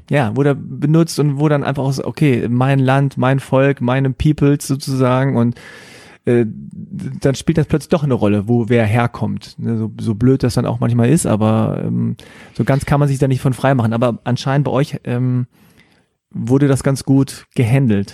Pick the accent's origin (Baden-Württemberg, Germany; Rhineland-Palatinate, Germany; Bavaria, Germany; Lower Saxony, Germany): Lower Saxony, Germany; Hanover; ich bin in Hannover geboren.